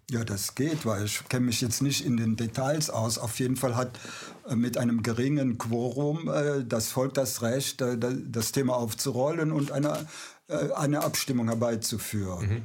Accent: Aachen, North Rhine-Westphalia, Germany; Ich bin ja Aachener

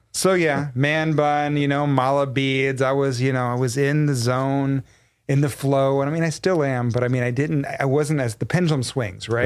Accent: Texas, United States; I was born and raised in Texas

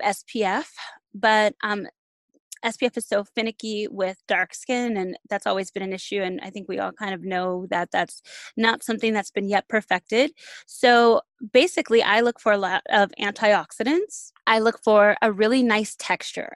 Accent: Los Angeles, California, United States; When I was a kid growing up in Los Angeles

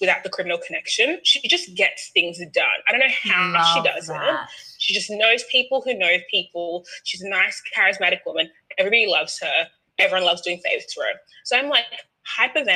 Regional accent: Australia; I'm Australian

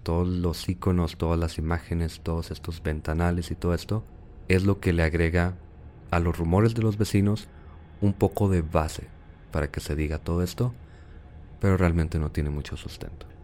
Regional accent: Chihuahua, Mexico; No somos de Juárez, somos de Chihuahua

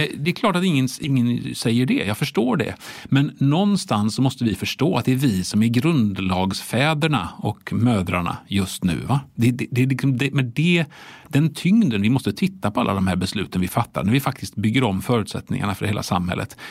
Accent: Sweden; vi svenskarna

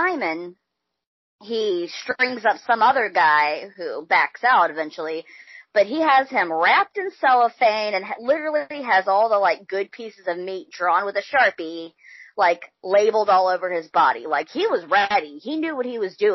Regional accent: Mississippi, United States; we grew up in Mississippi

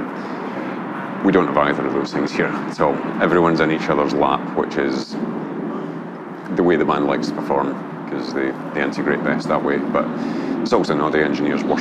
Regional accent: Glasgow, Scotland, United Kingdom; from Glasgow, Scotland

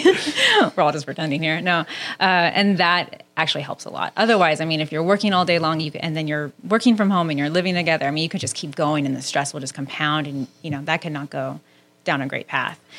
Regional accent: Southern California, United States; I grew up in Southern California

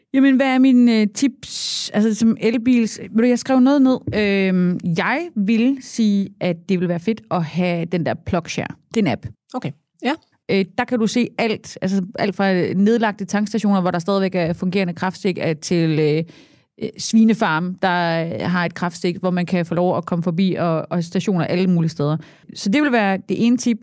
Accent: Southern Jutland, Southern Denmark, Denmark; jeg er sønderjyde

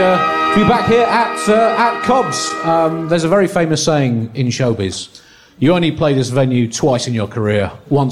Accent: United Kingdom; I'm a British political comedian.

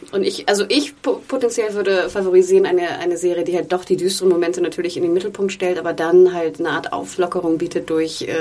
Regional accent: Hamburg, Germany; born or raised there

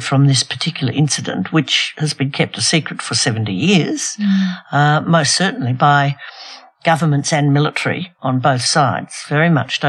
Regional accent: Australia; the Australian government, I don't mean the Australian people, but we do, you know, the government, our government

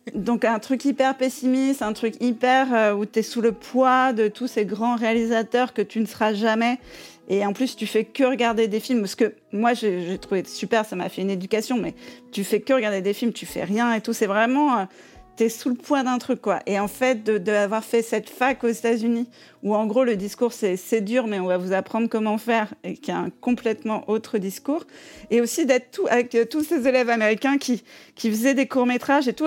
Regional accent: Paris, Île-de-France, France; moved away as an adult; also born or lived in Vosges; now in New York, United States; Moi, je suis une vraie, vraie parisienne

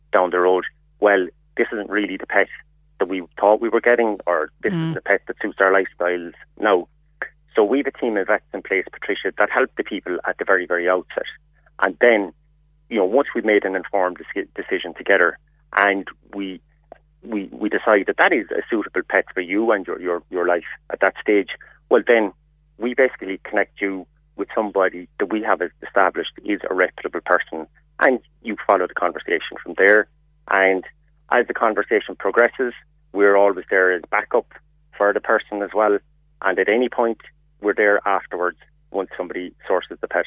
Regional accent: Kerry, Munster, Ireland; now in Dublin, Ireland; We are based in Dublin. I'm initially from Kerry myself

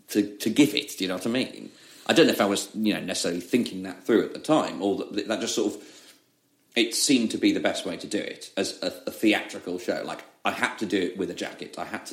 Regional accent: Leeds, Yorkshire and the Humber, United Kingdom; accent: Leeds; like over Christmas, my Leeds accent came back.

